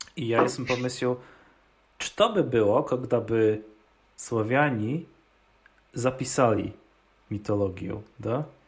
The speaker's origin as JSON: {"language": "Polish", "region": "Opole Voivodeship", "country": "Poland", "said": "U nas w Opolskie"}